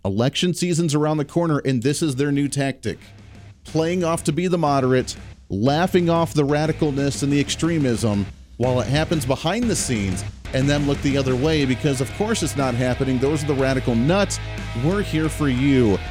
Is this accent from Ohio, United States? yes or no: yes; Ohio, United States; moved away; growing up in Ohio, still having a lot of people that I know in Ohio